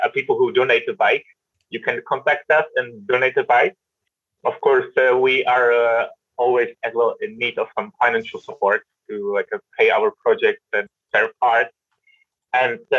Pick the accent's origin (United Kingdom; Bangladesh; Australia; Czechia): Czechia; moved away; I'm originally from Czech Republic, where also like everybody knows how to cycle and never had actually any lessons besides that my mother took me to the traffic playground